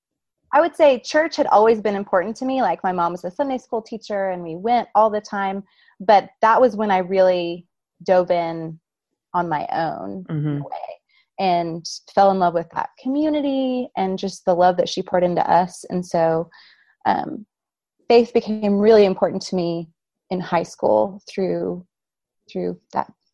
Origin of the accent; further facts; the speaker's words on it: Duncan, Oklahoma, United States; I grew up in Duncan, Oklahoma, so southwest Oklahoma.